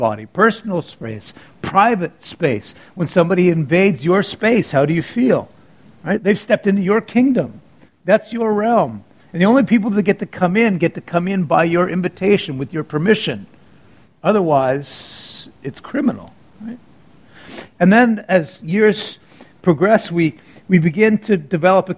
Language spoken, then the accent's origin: English; Canada; I'm Canadian